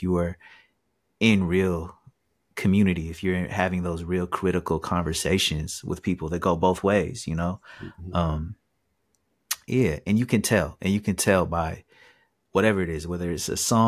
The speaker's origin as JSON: {"language": "English", "town": "Seattle", "region": "Washington", "country": "United States", "tie": "born or raised there", "said": "where I grew up in Seattle"}